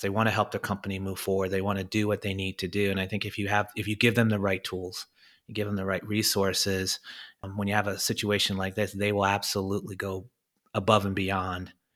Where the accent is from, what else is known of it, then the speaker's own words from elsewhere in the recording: United States; moved away; I'm this American, this Yank now over here